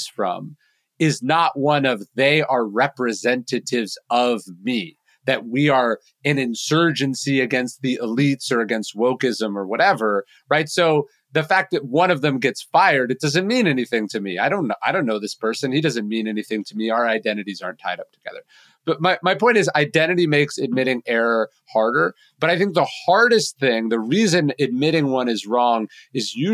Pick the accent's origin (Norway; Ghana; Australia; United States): United States; Sacramento, California; growing up in Sacramento, California